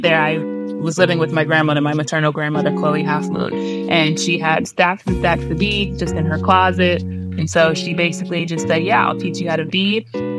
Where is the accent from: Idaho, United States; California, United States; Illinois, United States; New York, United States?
Idaho, United States; Lapwai; also born or lived in East Coast, United States; now in Washington, D.C., United States; I'm from the Nimiipuu Reservation in La Poy, Idaho, and currently reside in Washington, D.C.